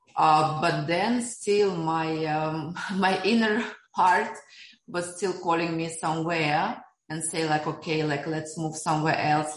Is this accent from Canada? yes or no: no; Siberia, Russia; now in Dubai, United Arab Emirates; I was born in Siberia during Soviet time